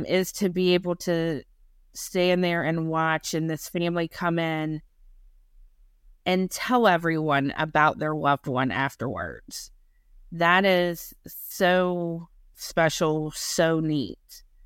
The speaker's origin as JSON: {"language": "English", "region": "North Carolina", "country": "United States", "also_born_or_lived": "Maine", "moved": "yes", "said": "I'm from North Carolina."}